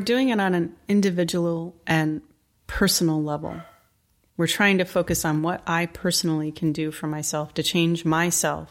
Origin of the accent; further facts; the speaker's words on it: New England, Connecticut, United States; I grew up in New England, in Connecticut